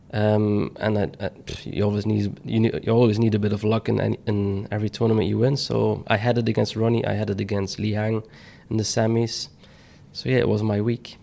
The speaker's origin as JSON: {"language": "English", "country": "Belgium", "said": "my home country"}